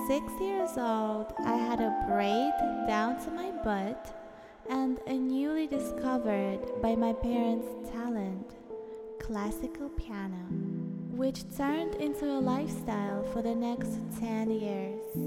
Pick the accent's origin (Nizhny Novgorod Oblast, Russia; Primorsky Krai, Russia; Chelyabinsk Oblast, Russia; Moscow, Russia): Moscow, Russia; born there; Ever since I was born in Moscow, Russia, I was not bound to walk a regular path.